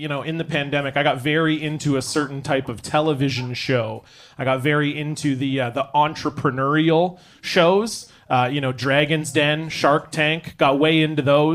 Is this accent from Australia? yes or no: no; Ontario, Canada; moved away; I'm from Ontario originally